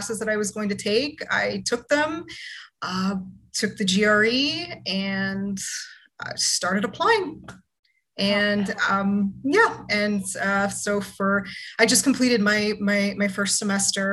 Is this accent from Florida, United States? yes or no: yes; Florida, United States; I'm originally from Florida